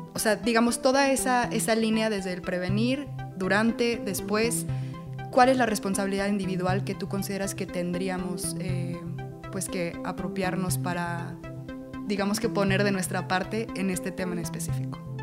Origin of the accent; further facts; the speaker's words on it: Mexico; Como comunidad mexicana